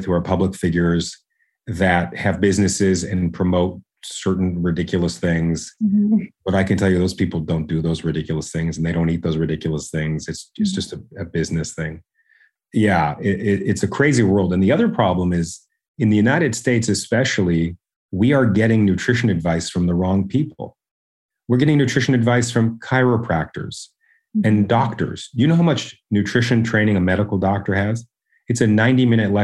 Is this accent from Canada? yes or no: yes; Canada; because I'm Canadian, I go by metrics